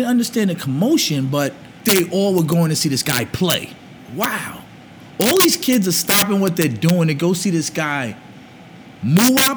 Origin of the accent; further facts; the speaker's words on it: Jersey City, New Jersey, United States; also born or lived in Harlem, New York; Born in Harlem, moved to Jersey City at probably at age 5